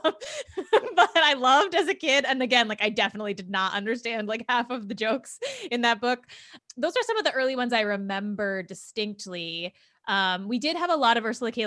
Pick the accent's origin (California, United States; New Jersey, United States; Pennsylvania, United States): New Jersey, United States; central; I grew up in New Jersey, in central New